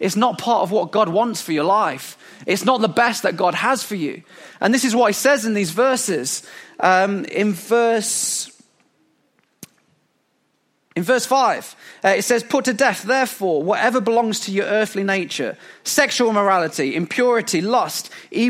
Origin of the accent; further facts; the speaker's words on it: England, United Kingdom; as English people